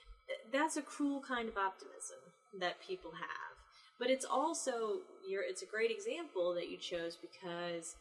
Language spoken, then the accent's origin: English; the North, United States; now in the South, United States; I'm from the North. I grew up Catholic. I moved to the South